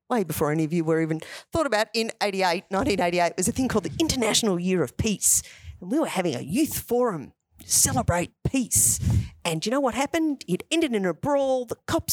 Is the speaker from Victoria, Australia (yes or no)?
yes; Ashwood, Victoria, Australia; I grew up in Ashwood.